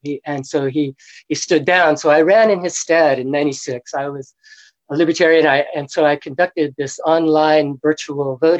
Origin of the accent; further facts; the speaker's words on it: Alabama, United States; moved away; also born or lived in Chicago / Oregon / Carmel; I was born in Alabama